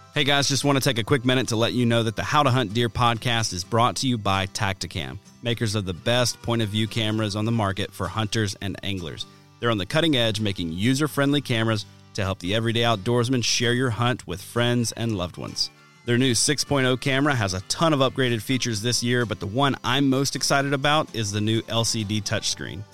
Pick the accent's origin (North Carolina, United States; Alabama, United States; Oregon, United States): Alabama, United States; my home state of Alabama